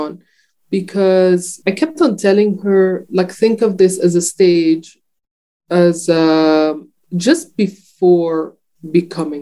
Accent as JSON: {"language": "English", "country": "Jordan", "tie": "born or raised there", "said": "I was not totally aware of that growing up in Jordan"}